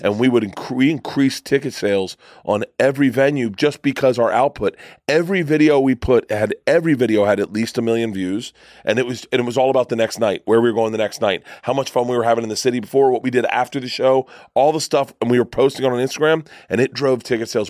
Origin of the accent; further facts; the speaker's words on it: Florida, United States; I grew up in Florida